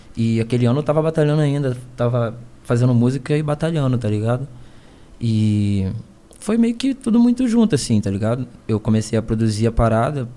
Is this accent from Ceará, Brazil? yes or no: no; Niterói, Rio de Janeiro, Brazil; Eu sou do Rio